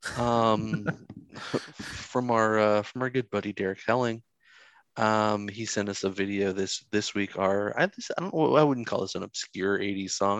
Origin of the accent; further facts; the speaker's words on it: the South, United States; I'm from the South